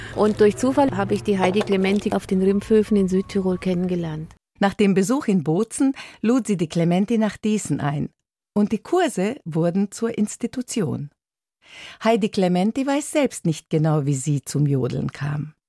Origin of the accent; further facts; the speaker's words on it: Dießen am Ammersee, Bavaria, Germany; bei uns in Diesen am Ammersee, bayerisches Voralpenland, 50 Kilometer von München